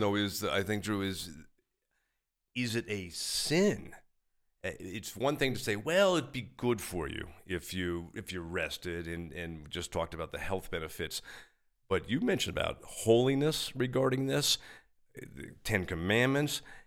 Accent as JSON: {"language": "English", "town": "New York City", "region": "New York", "country": "United States", "tie": "born or raised there", "also_born_or_lived": "Long Island", "said": "I was born in New York City, grew up there and, uh, and, uh, in the city and out on Long Island"}